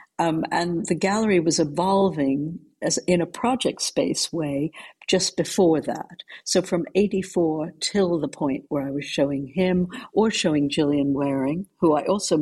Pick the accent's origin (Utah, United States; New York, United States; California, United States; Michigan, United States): New York, United States; moved away as an adult; now in London, United Kingdom; I came originally from New York